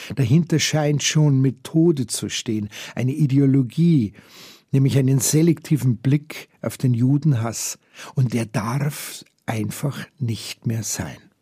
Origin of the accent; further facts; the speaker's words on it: Germany; bei uns hier in Deutschland